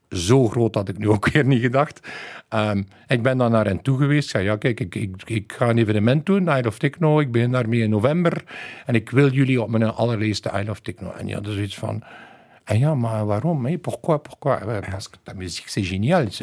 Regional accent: West Flanders, Belgium; als West-Vlaming eh, kunnen we niet meer lachen.

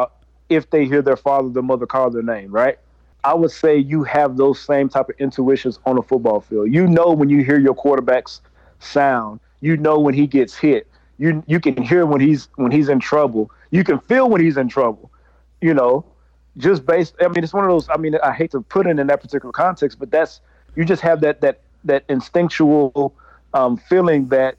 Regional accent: Mahare, Texas, United States; moved away; Mahare, my hometown, Mahare, Texas

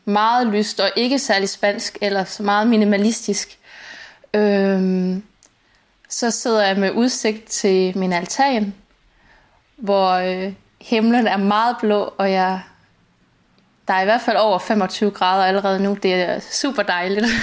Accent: Langeland, Southern Denmark, Denmark; moved away as an adult; also born or lived in London / southern Spain; now in Spain; aldrig nogensinde havde været andre steder end hjemme i Langeå i, i Danmark

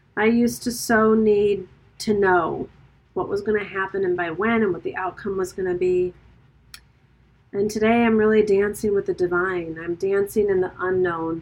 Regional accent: Birmingham, Michigan, United States; also born or lived in New York; now in Italy; my hometown

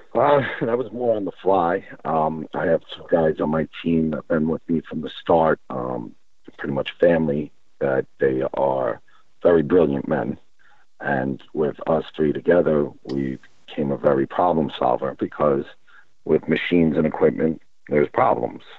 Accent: New York, United States; moved away as an adult; now in California, United States; I'm from New York originally. Um, was born there.

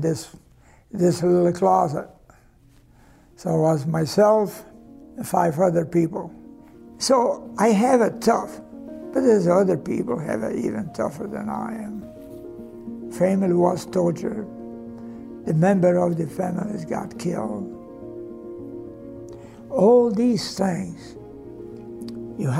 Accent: Croatia; English is a second language; moved away as an adult; also born or lived in Denver, Colorado; now in United States

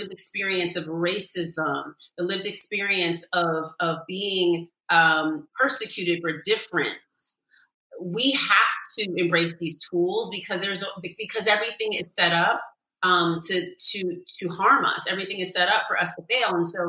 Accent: California, United States; now in New York, United States; I'm from California too, so I'm just used to like the sunshine every day.

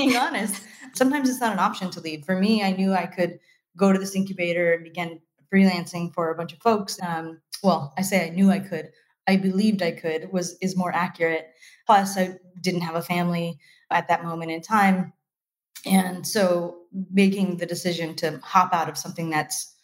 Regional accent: Fresno, California, United States; I was freelancing for a bunch of companies inside of a very small incubator in my hometown

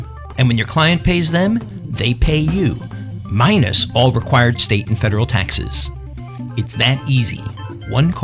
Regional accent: Philadelphia, Pennsylvania, United States; I was born and raised in Roehome in North Philly

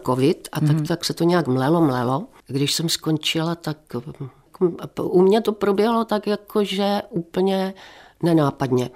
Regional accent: Moravian Slovakia, South Moravian Region, Czechia; now in Ostrava, Czechia; jsem vyrostla vlastně na Slovácku

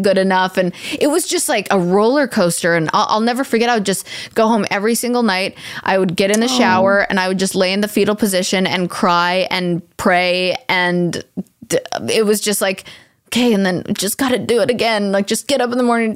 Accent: Canada; as a Canadian

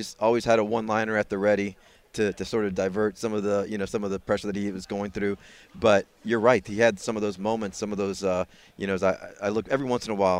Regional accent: Tampa, Florida, United States; moved away as an adult; also born or lived in Houston; now in Tampa, United States; I was born and raised in Tampa

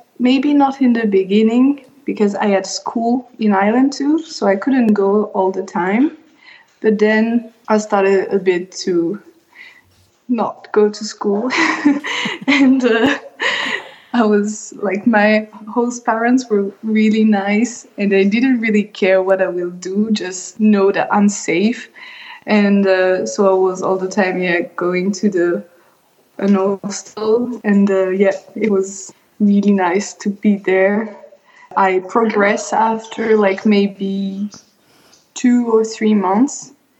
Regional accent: Marseille, Provence-Alpes-Côte d'Azur, France; English is a second language; also born or lived in Denver, United States / Sardinia, Italy; I grew up in Marseille because my dad is a chef. We used to travel a lot and we lived in US, in Denver, in Colorado, and in Sardinia and in other town in France.

